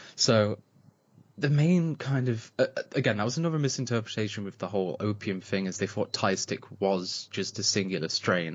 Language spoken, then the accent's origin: English; Nottinghamshire, East Midlands, United Kingdom; I'm from the Robin Hood land of England